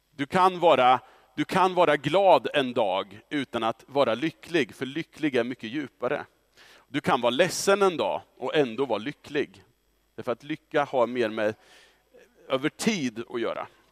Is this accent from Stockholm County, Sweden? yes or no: no; Östra Ryd, Östergötland, Sweden; under 90-talet så växte jag upp i Östra Ryd som tonåring